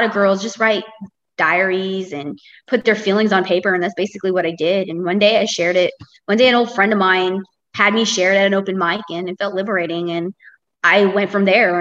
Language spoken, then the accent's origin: English; Tampa, Florida, United States; I've been born and raised, I'm still here in Tampa, Florida